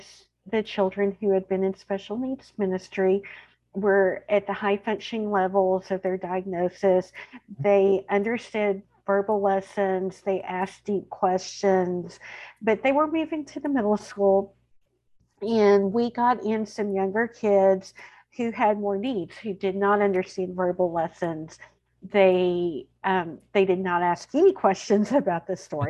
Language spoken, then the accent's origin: English; Central Texas, United States; accent: twang; You are going to hear my twang. I'm from Central Texas. I live there with my husband. I have two adult children and a dog. I am a lifelong Texan